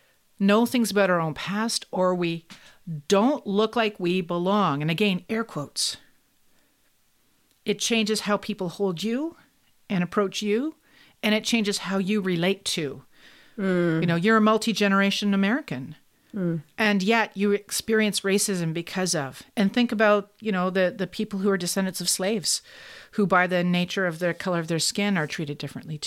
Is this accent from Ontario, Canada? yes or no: yes; Kingston, Ontario, Canada; When I was growing up in Kingston for part of my life in Kingston, Ontario